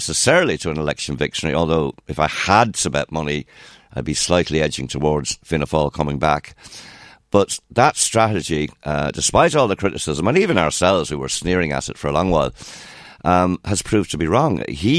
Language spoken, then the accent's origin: English; Munster, Ireland; Well, I got to say, I know I'm from Kerry.